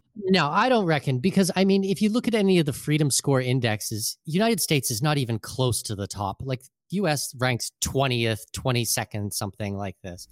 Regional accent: southwestern Ontario, Canada; moved away as an adult; now in Panama City, Panama; in southwestern Ontario, which is where I grew up.

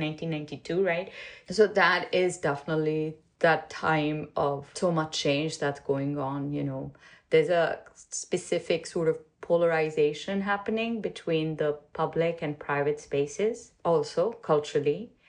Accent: Pakistan; moved away as an adult; now in United States; I grew up in Pakistan. I came to the U.S. in 1993

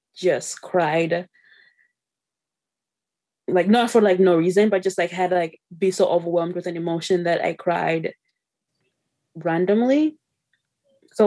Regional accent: Zimbabwe; now in Canada; I was born in Zimbabwe, came to Canada in 2005.

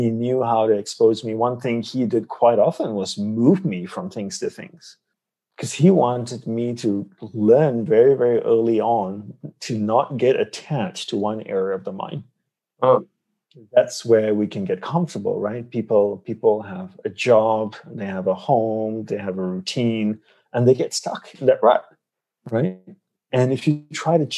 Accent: Malaysia; moved away as an adult; I grew up in Malaysia

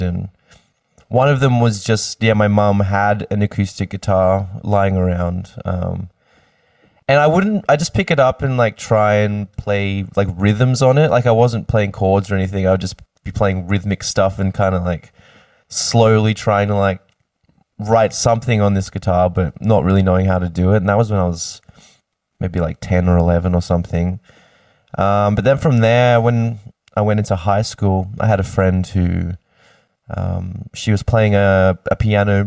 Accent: Sydney, New South Wales, Australia; also born or lived in Queensland; born in Sydney and lived there most of my life. Kind of all over the place through Sydney

